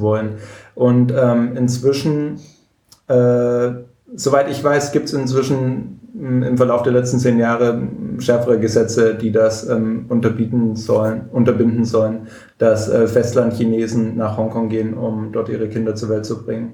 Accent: Swabia, Germany; als Schwabe

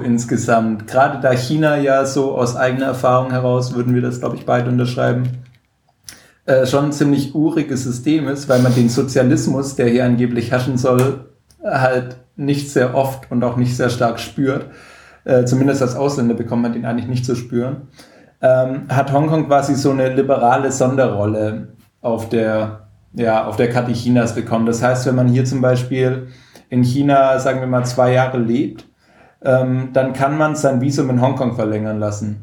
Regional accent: Swabia, Germany; als Schwabe

